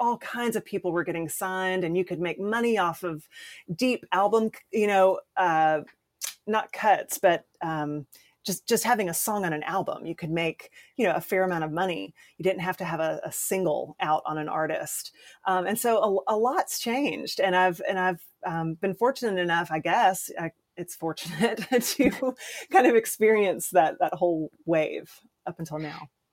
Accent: Columbia, South Carolina, United States; moved away as an adult; now in Nashville, United States; I started doing community theater in my hometown, Columbia, South Carolina

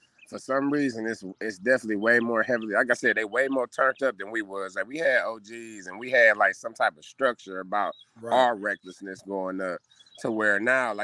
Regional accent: Cleveland, Ohio, United States; I'm from 156 St. Clair, Cleveland, Ohio

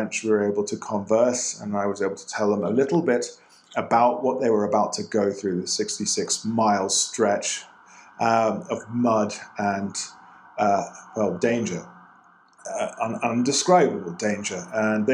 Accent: England, United Kingdom; now in Colombia; I'm English

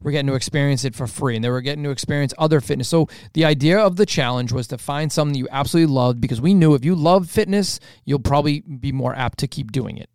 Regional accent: Revere, Massachusetts, United States; the city of where we grew up in Revere

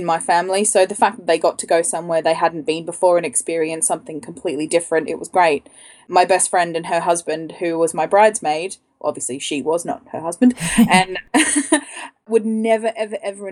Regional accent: Australia; now in London, United Kingdom; I'm Australian and I live in London

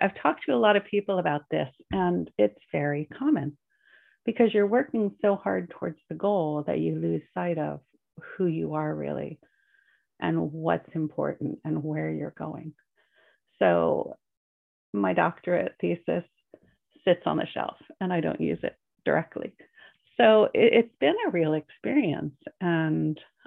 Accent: Northeast of America, United States; moved away as an adult; I was raised in the Northeast of America, which is very goal oriented.

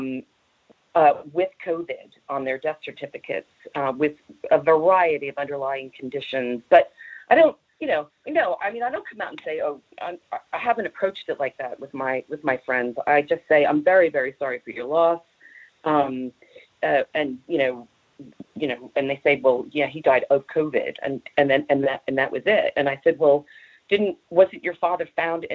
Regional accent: Long Branch, New Jersey, United States; now in Knaresborough, United Kingdom; I come from Long Branch, New Jersey

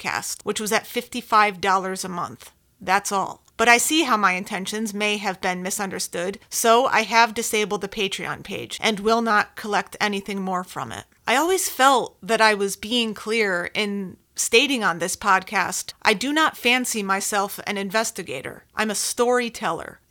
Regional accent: Connecticut, United States; I'm from Connecticut

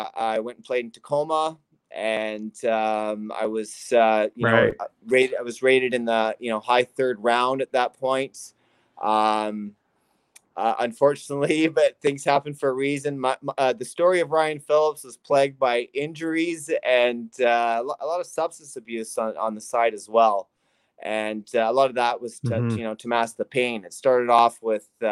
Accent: North Vancouver, British Columbia, Canada; I grew up in North Vancouver, British Columbia

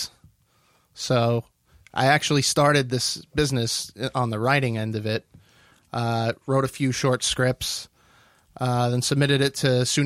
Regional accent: Long Island, Nassau County, New York, United States; I'm a New Yorker. I'm from Long Island, Nassau County, South Shore.

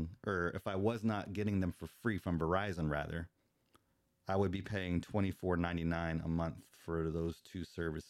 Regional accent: Tampa, Florida, United States; moved away; I'm not from this area. I'm from the Tampa Bay area, so I'm a Buccaneer fan

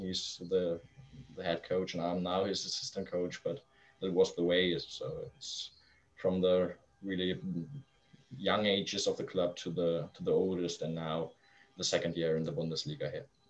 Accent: Flensburg, Schleswig-Holstein, Germany; English is a second language; also born or lived in Kiel; my hometown in Flensburg, in the really north of Germany

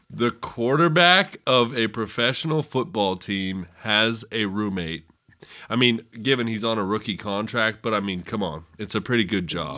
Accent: California, United States; moved away as an adult; now in West Virginia, United States; I'm from the suburbs. I'm not from California in the movies

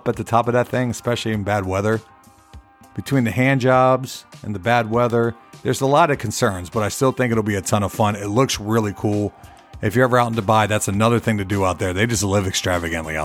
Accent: St. Petersburg, Florida, United States; moved away; my hometown, St. Petersburg, Florida.

